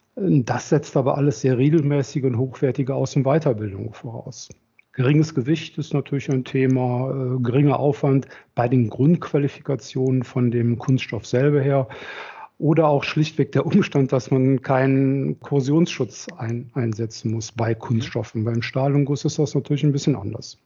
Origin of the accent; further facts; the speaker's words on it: Rhineland, Germany; also born or lived in Berlin; komme aus dem Rheinland, verheiratet zwei Kinder, bin hier groß geworden im Rheinland.